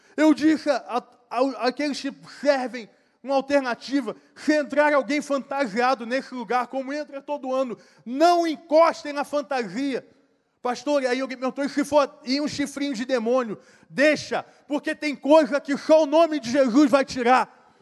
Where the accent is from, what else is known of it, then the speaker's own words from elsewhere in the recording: Brazil; Se eu nasci no Brasil